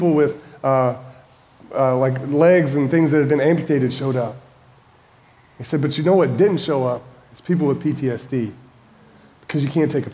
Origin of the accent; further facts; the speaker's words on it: Winston-Salem, North Carolina, United States; moved away as an adult; also born or lived in Indiana / Kentucky; My wife and I moved from Kentucky to Winston-Salem, which is my hometown, to start a church in 2009.